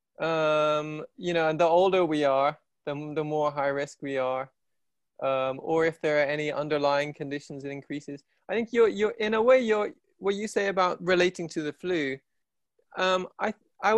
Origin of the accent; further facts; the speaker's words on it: England, United Kingdom; moved away as an adult; also born or lived in India / Asia; now in London, United Kingdom; I'm half Irish, but I grew up here